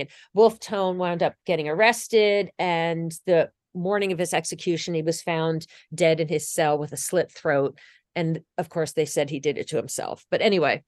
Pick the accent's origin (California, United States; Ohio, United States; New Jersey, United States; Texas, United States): New Jersey, United States; I grew up in New Jersey.